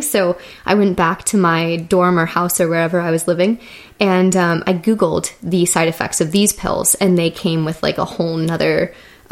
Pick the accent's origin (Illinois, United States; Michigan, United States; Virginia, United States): Michigan, United States; Detroit; I am from Michigan, Detroit area originally. And growing up in Michigan